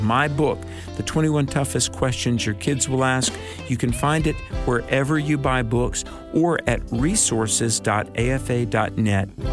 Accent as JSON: {"language": "English", "region": "North Carolina", "country": "United States", "tie": "born or raised there", "said": "in my home state of North Carolina, we actually had a Christmas play in the public school"}